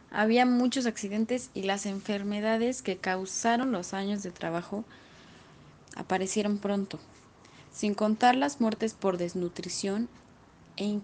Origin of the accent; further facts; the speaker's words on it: Mexico; seguramente si tenemos una convivencia como mexicanos tan deplorable es por todo el mal común que se sufrió a manos de los colonizadores.